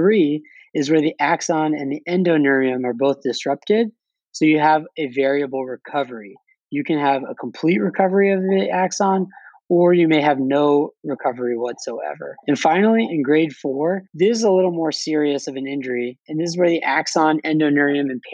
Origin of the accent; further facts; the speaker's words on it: Los Angeles, California, United States; I'm from Los Angeles